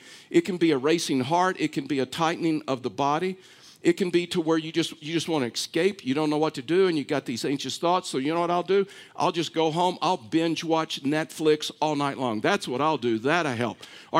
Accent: Texas, United States; I'm from Texas. Just wanted to get that out there. I know you didn't know that because I've lost my accent.

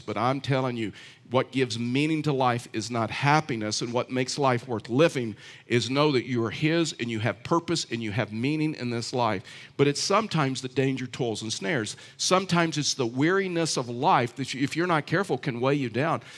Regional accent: Texas, United States; I know I'm from Texas, but I know nothing about horses. I'm a poor Texan

